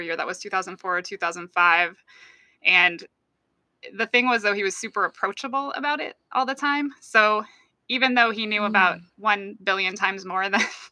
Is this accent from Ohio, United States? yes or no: no; Iowa City, Iowa, United States; I'm from Iowa City, and all through junior high and high school, shopped at the store all the time